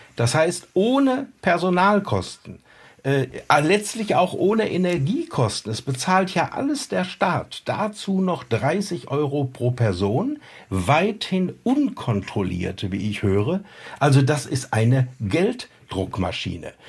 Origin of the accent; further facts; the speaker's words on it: North Rhine-Westphalia, Germany; in meiner Heimat in Westfalen